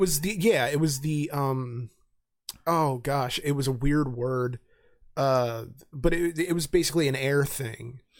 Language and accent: English; Reading, Pennsylvania, United States; I grew up in Reading.